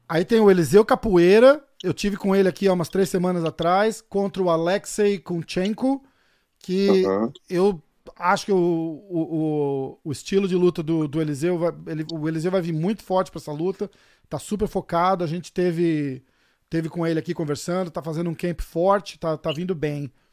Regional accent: Brazil; sou brasileiro

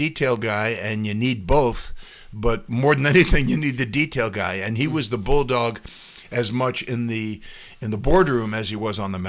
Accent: Massapequa, New York, United States; I grew up on Long Island

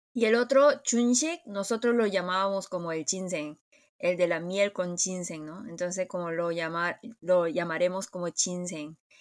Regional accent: South Korea; en Corea nosotros tenemos la idea

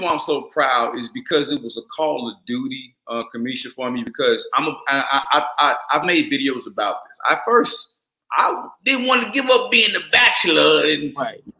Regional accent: Atlanta, Georgia, United States; I was raised in Atlanta, Georgia.

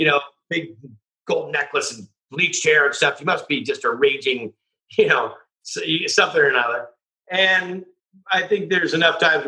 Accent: Northern California, United States; I was raised in Northern California

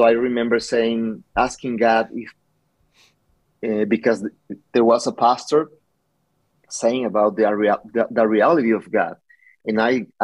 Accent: Nogales, Sonora, Mexico; now in Tucson, United States; I'm original from Nogales. And I grew up there

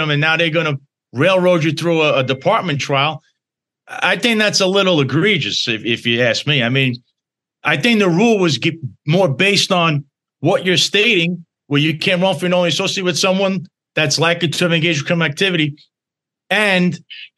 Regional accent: New York City, New York, United States; also born or lived in Bensonhurst, Brooklyn / Florida / Staten Island; Originally, I'm from Bensonhurst, Brooklyn. That's where I was born. You know, I was born there in 1982. I spent a little time in Florida as a child also. But I grew up then in Dyker Heights

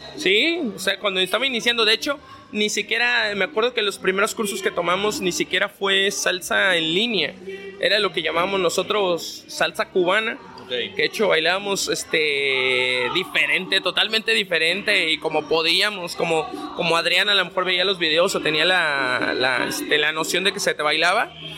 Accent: Mexico City, Mexico; moved away; yo soy originario de la Ciudad de México

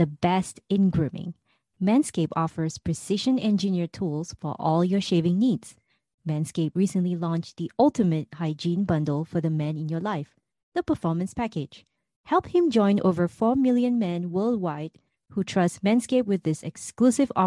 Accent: Singapore; moved away; my home country of Singapore

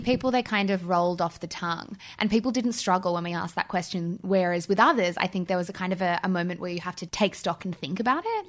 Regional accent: Canberra, Australian Capital Territory, Australia; moved away as an adult; I'm from Canberra and I'm living here at college and I just went home for my break

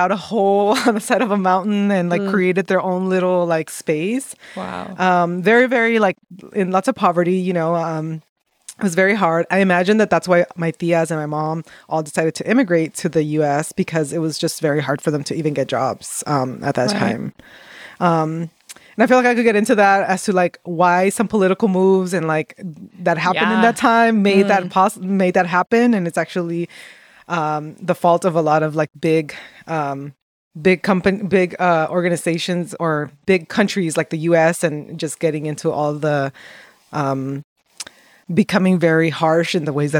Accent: Los Angeles, California, United States; also born or lived in Acapulco, Mexico; I was actually born in LA, though, just FYI. I was born in LA in Lincoln Heights

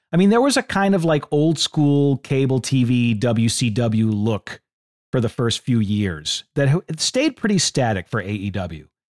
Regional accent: Boston, Massachusetts, United States; I'm from Boston

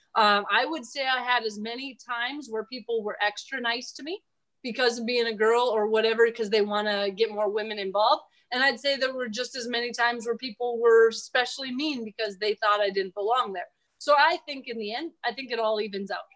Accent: Minnesota, United States; now in South Dakota, United States; I grew up in Minnesota, and I love it out here. I'd never move home

